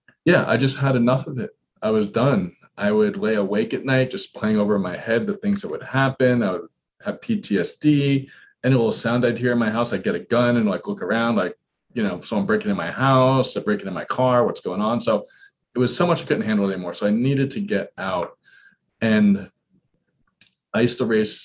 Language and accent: English; New York City, New York, United States; now in Washington, D.C., United States; I grew up in Queens, New York